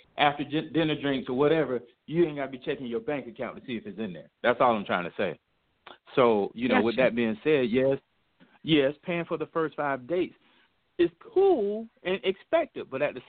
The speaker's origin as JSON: {"language": "English", "region": "the South", "country": "United States", "tie": "born or raised there", "said": "I grew up in the South, you know."}